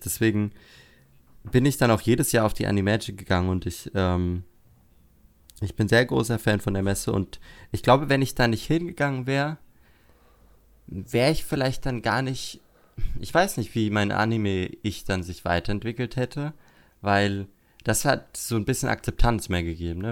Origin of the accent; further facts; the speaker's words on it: Würzburg, Bavaria, Germany; von Würzburg, wo ich herkomme